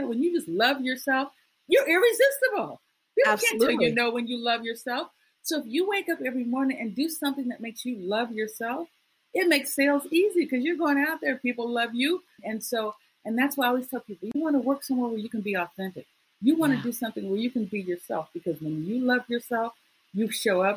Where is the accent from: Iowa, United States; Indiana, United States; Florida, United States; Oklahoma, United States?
Iowa, United States; I grew up in Iowa